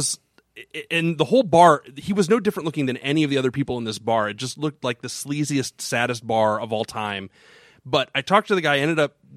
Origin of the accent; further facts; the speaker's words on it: Florida, United States; moved away; also born or lived in Los Angeles; I'm from Florida